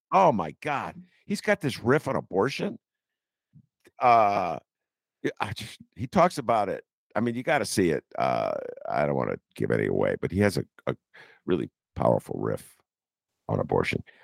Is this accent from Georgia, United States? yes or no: no; Evanston, Illinois, United States; my hometown, Evanston